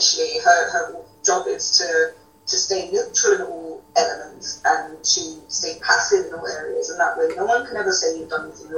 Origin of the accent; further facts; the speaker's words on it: United Kingdom; as a British citizen